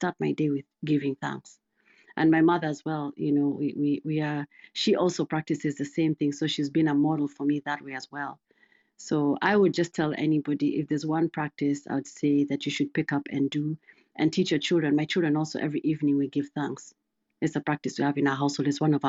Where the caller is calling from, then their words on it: Missouri, United States; Sure, I'm doing good. I'm joining from Missouri.